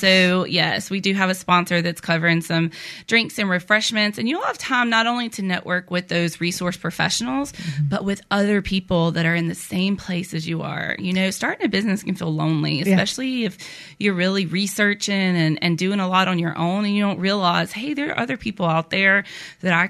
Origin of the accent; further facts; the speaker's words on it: Downsville, Louisiana, United States; moved away as an adult; also born or lived in Baton Rouge, Louisiana / New Brockton, Alabama; now in Alabama, United States; I'm originally from Louisiana, a really small town in Northeast Louisiana.